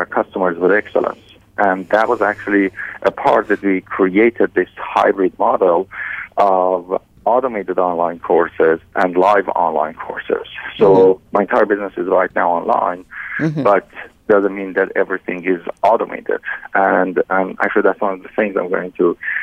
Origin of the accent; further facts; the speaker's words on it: Iran; English is a second language; moved away as an adult; now in Canada; I was born and raised in Iran, and in 2009 we decided to move to Canada